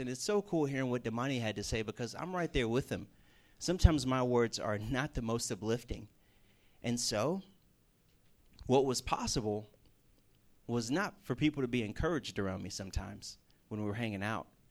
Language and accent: English; the South, United States; moved away as an adult; also born or lived in Sam Houston State University, Texas; now in West Virginia, United States; I came from the South, Bible Belt, a lot of churches around